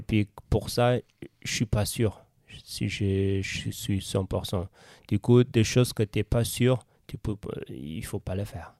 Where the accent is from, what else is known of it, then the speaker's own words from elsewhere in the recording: Eritrea; French is a second language; moved away as an adult; now in Switzerland; quand j'étais en Eritrea, jeune athlète